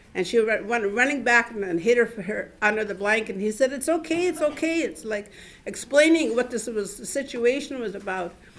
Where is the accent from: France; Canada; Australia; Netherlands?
Canada; Vancouver, British Columbia; moved away as an adult; also born or lived in Wet'suwet'en Nation, northern British Columbia; now in Montreal, Canada; I have lived here since in, in Montreal since 2012. I come from Vancouver. I've lived there most of my life.